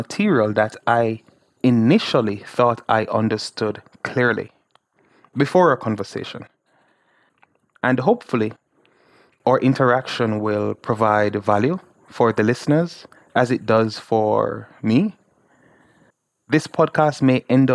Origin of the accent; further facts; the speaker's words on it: Jamaica; I'm a Jamaican, and I live in the small island of Jamaica.